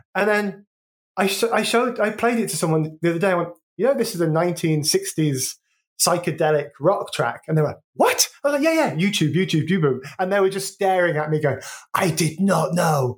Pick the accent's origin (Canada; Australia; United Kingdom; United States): United Kingdom; Wolverhampton, West Midlands; moved away as an adult; also born or lived in London / Brighton; growing up in Wolverhampton